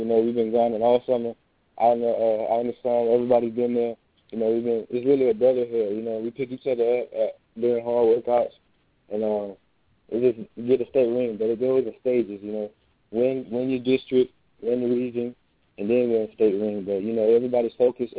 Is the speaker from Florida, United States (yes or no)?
yes; Tallahassee, Florida, United States; I'm from Tallahassee